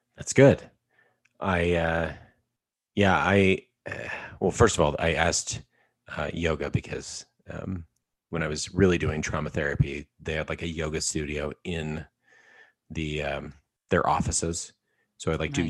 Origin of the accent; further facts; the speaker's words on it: Alberta, Canada; I am from Alberta, Canada